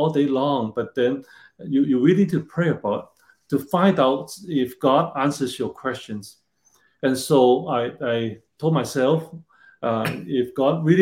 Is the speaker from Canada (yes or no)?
no; Hong Kong; moved away as an adult; also born or lived in China / Hawaii; I was born in China during the Cultural Revolution. So quite different than today. And later, I grew up in Hong Kong